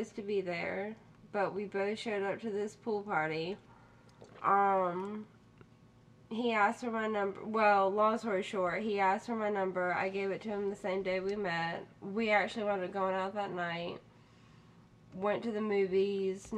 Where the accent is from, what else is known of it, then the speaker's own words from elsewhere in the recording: Charlotte, North Carolina, United States; also born or lived in Monroe, North Carolina; I'm here from Charlotte. Born and raised? Born and raised